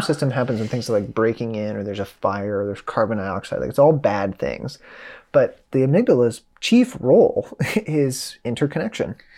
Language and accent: English; Midwest, United States; I'm from the Midwest, uh, blue collar working class family.